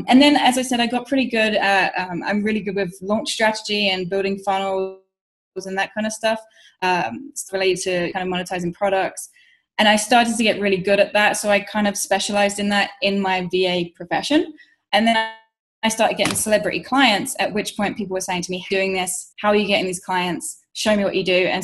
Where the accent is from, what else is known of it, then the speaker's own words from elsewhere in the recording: London, United Kingdom; moved away; my hometown in London